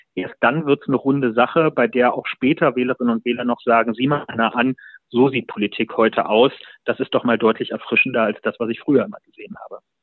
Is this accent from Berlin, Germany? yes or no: yes; Berlin, Germany; ich bin ja Berliner